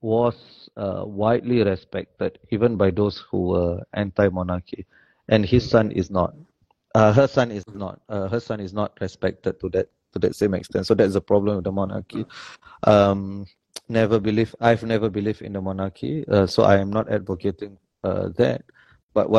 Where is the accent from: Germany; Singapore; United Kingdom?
Singapore; I grew up as an in Simei. Yeah. So I grew up there